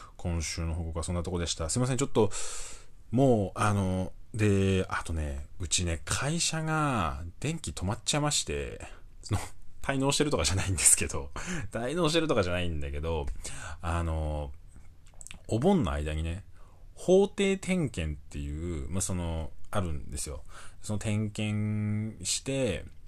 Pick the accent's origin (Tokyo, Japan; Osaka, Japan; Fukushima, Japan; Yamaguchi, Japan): Fukushima, Japan; moved away; 僕がね、あの、福島出身なんですけど